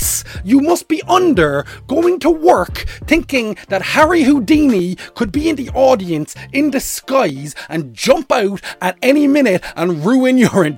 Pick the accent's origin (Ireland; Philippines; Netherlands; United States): Ireland; I'm an Irish man